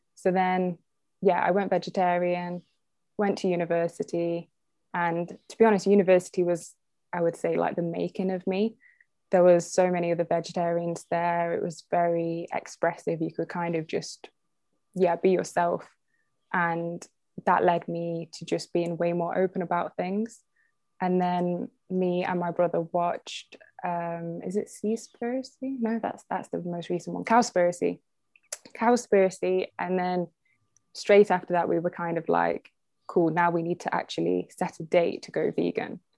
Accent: Derby, East Midlands, United Kingdom; also born or lived in Leeds; I was born in Derby, which is the next town from Burton

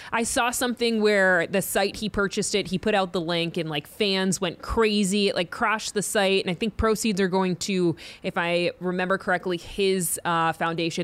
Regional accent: New England, United States; I grew up in New England

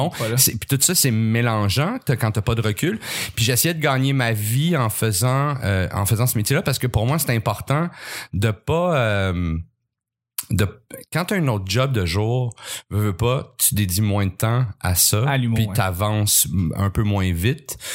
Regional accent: Montreal, Quebec, Canada; j'étais un petit euh, j'ai grandi pas, mal en ville. Oui. Je suis né à Montréal

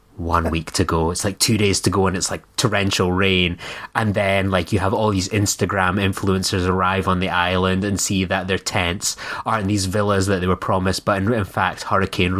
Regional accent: Scotland, United Kingdom; being a Scottish man

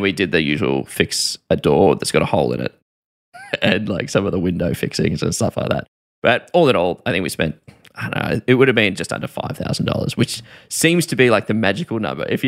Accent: Melbourne, Victoria, Australia; I'm from Melbourne

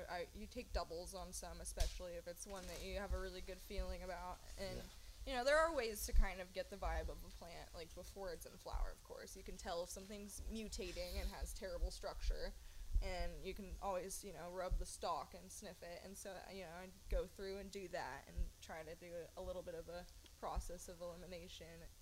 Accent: Humboldt, California, United States; growing up in Humboldt

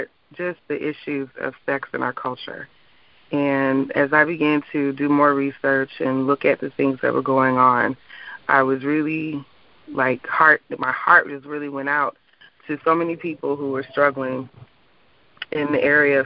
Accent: St. Louis, Missouri, United States; moved away as an adult; also born or lived in Alabama; now in Orlando, United States; I'm from St. Louis, Missouri, and most of my family is there

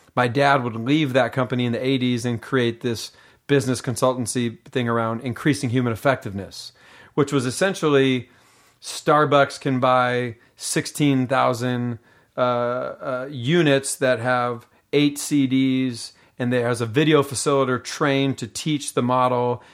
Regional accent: Seattle, Washington, United States; moved away as an adult; also born or lived in Los Angeles; I was raised in Seattle, Washington

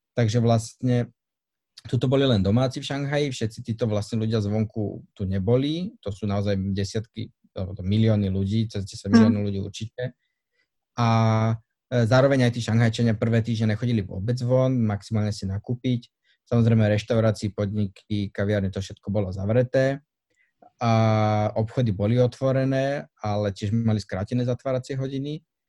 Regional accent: Budmerice, Bratislava Region, Slovakia; moved away as an adult; also born or lived in Olomouc, Czech Republic; now in Shanghai, China; som z, zo západného Slovenska, z dediny Budmerice sa volá

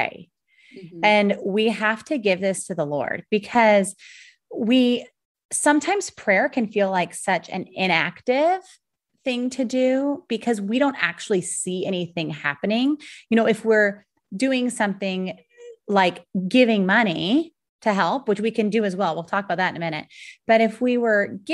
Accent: United States; we as American moms

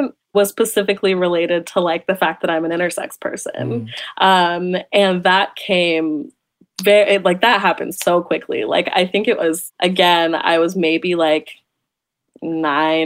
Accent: Sacramento, California, United States; I grew up in Sacramento, California.

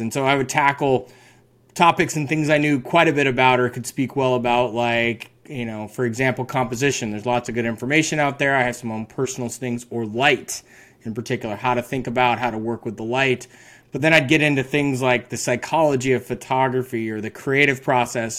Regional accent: Carbondale, Colorado, United States; now in San Luis Obispo, United States; born and raised in Carbondale

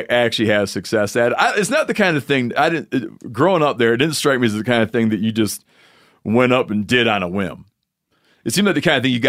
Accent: Michigan, United States; Oh, and Yanni did, in my home state, in his home state, Yanni did the fishing trip that elicits eye rolls from many people, which is when a thing happens in Michigan where you get the hex hatch

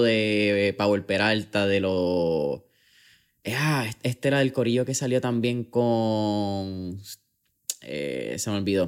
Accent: Puerto Rico; en Puerto Rico, que somos un país caribeño, que recibimos sol directo ah, bastante

